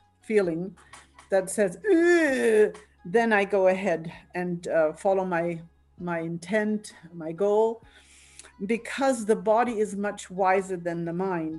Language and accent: English; Altenstadt, Bavaria, Germany; English is a second language; moved away as an adult; also born or lived in Victoria, BC, Canada; now in Canada; I'm originally from Bavaria, you may hear an accent in my pronunciation